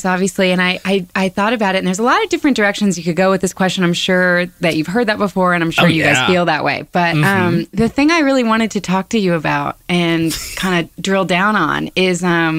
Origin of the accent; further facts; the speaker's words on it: Birmingham, Alabama, United States; I grew up in Alabama